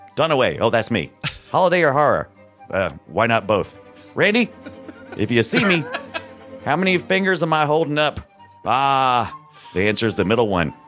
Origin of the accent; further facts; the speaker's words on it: United States; I'm American